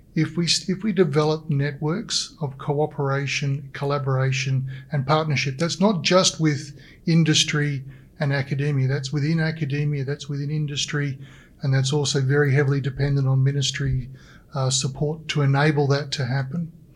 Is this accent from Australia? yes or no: yes; Australia; now in British Columbia, Canada; as an Australian